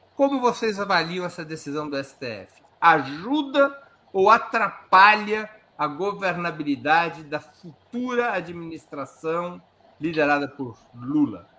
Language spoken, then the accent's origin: Portuguese; Brazil; como bons brasileiros